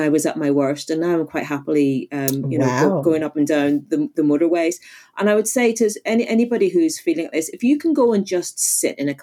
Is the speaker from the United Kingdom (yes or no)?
yes; Northern Ireland, United Kingdom; I'm originally from Northern Ireland